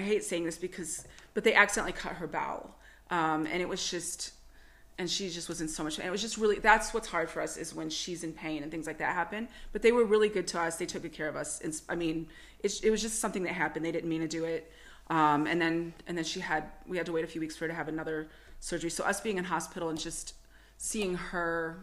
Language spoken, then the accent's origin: English; United States; moved away as an adult; now in Toowoomba, Australia; I'm American